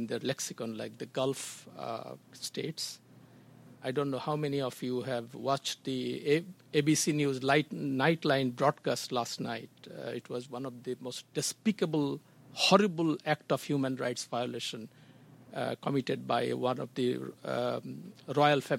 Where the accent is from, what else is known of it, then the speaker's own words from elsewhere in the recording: Bangladesh; I come from Bangladesh